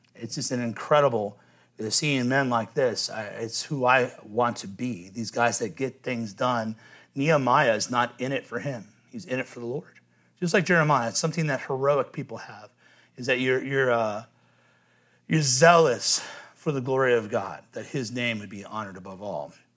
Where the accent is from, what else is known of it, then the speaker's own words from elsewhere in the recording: Cincinnati, Ohio, United States; I'm from Cincinnati